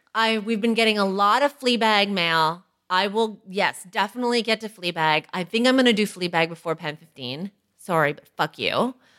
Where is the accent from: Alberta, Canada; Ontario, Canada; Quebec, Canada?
Ontario, Canada; Toronto; We're both from Toronto